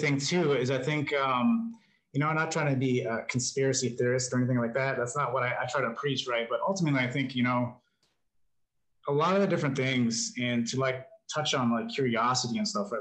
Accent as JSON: {"language": "English", "region": "New Mexico", "country": "United States", "tie": "born or raised there", "also_born_or_lived": "New York / California", "moved": "yes", "said": "I grew up in New Mexico, and then um, lived up in New York for a little while. Lived in California"}